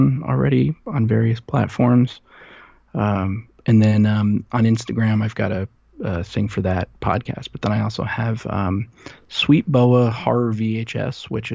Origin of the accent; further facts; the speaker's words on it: New Jersey, United States; moved away; I grew up in New Jersey